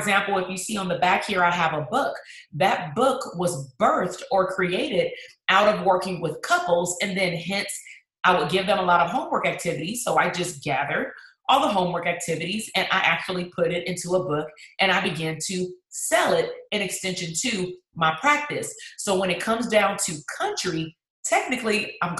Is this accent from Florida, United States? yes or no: no; Compton, California, United States; my hometown, that's Compton.